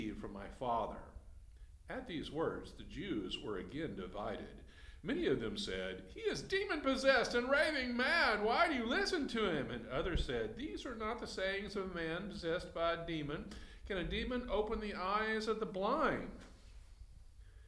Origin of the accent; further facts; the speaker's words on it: Texas, United States; I suffer from being a Texan. I know all about cattle. When I was a boy, my father sold compensator liquid feed to ranches